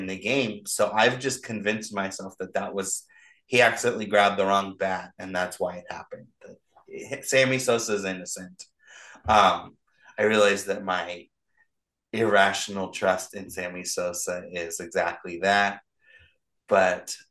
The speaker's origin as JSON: {"language": "English", "area": "Orange County", "region": "California", "country": "United States", "tie": "born or raised there", "said": "We grew up in Orange County near where the Angels played."}